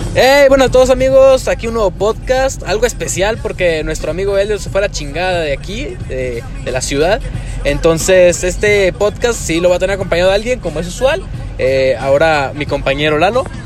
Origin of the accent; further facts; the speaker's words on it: Mexico; Somos mexicanos